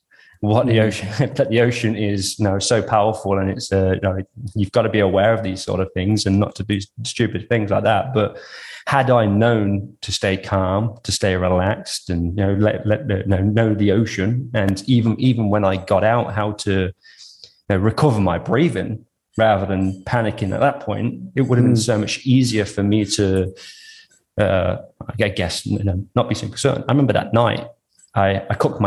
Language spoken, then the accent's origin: English; Coventry, West Midlands, United Kingdom; also born or lived in Western Australia; now in Australia; I grew up in Coventry in the UK, which is basically like the middle of the island